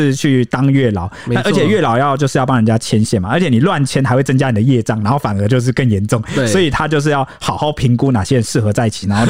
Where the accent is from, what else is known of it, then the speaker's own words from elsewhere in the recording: Taiwan; 就是很符合可能我们台湾人现代对于可能地府的想象的。